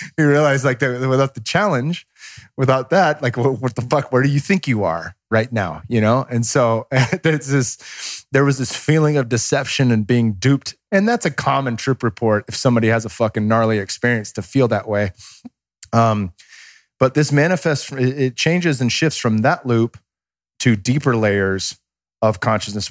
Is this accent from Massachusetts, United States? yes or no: no; Bay Area, California, United States; I grew up watching them in the Bay Area